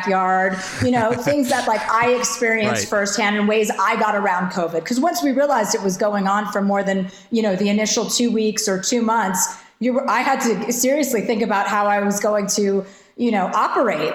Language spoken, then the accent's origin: English; New Jersey, United States; I'm from New Jersey